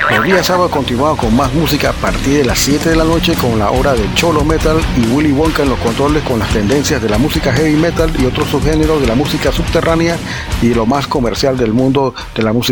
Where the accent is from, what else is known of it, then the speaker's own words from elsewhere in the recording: Panama; Nosotros no tenemos un acento definido. Eh, a mí me encuentran acento costeño, colombiano, me encuentran acento peruano. Tengo familia en Perú. Este, y bueno, y otros acentos que son más del trópico, del Caribe. Y es una distinción bastante propia del panameño.